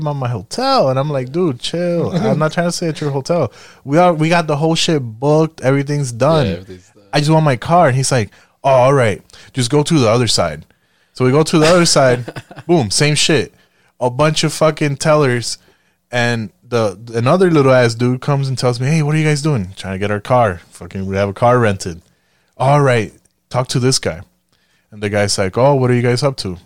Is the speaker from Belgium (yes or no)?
no; Puerto Rico; moved away; I'm Puerto Rican